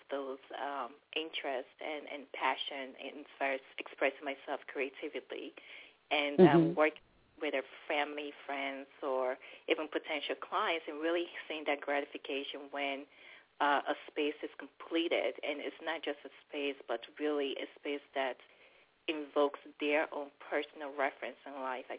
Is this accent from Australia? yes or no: no; Nigeria; now in DC Metro Area, United States; I'm originally Nigerian.